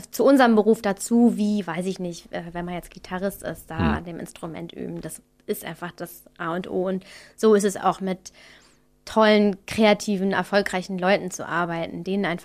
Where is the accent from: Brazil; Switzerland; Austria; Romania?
Austria; now in Berlin, Germany; So als Österreicher, weißt du, da denke ich mir auch immer